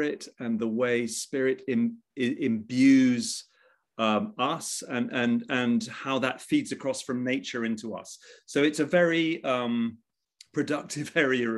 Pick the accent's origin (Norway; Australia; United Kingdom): United Kingdom; England; also born or lived in Egypt / Washington, D.C.; this sort of very bucolic English upbringing